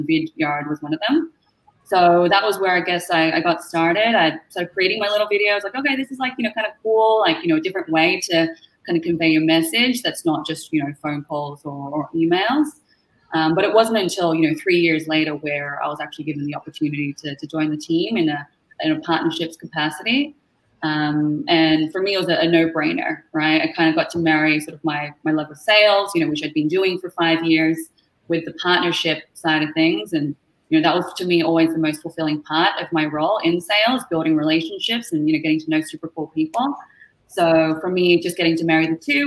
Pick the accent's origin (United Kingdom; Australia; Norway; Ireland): Australia; Melbourne, Victoria; now in Toronto, Canada; I'm from Melbourne, Australia, originally. You might be able to tell from the accent. We're not from here originally, but call Canada home right now, living in Toronto